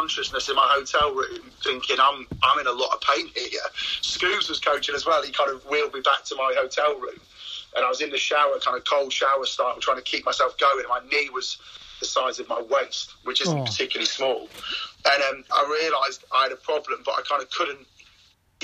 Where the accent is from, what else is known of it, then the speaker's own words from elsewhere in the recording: Cheshire, North West England, United Kingdom; I was born and bred in Cheshire